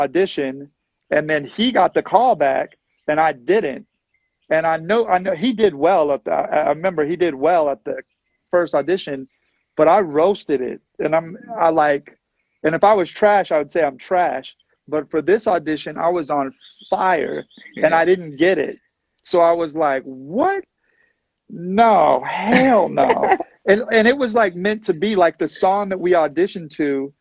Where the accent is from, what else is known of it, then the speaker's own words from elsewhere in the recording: Texas, United States; moved away as an adult; I'm from Texas. I just moved here